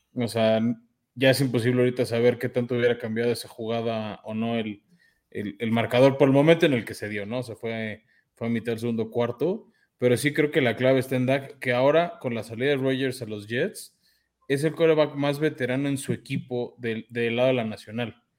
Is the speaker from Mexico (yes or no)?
yes; Mexico